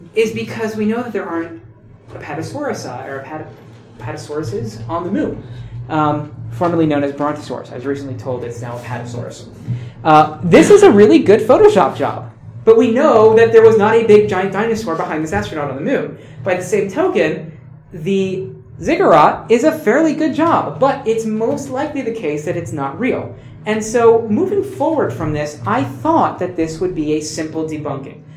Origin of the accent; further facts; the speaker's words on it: United States; I'm American